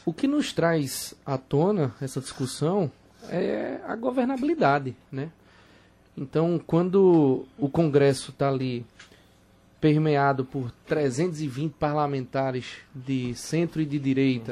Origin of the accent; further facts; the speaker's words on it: Petrolina, Pernambuco, Brazil; A Petrolina, por exemplo, de onde eu venho